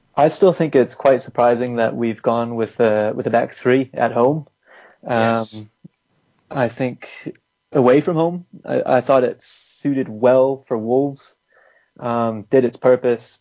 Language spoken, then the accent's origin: English; Massachusetts, United States; moved away as an adult; also born or lived in North Carolina; now in England; I'm technically from from Massachusetts area. Lived in North Carolina as well